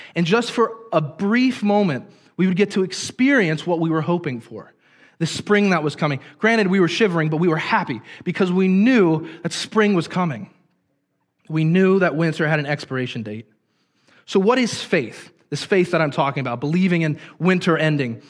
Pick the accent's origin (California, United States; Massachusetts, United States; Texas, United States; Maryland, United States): Maryland, United States; Hagerstown; I grew up in the Hagerstown area, which is about 30 minutes south of here